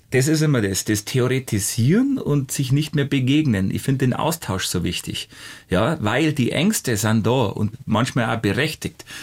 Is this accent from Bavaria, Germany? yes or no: yes; Hausham, Bavaria, Germany; das ist für meinen Heimatort Hausham und, und dass man sich dann besser merken kann.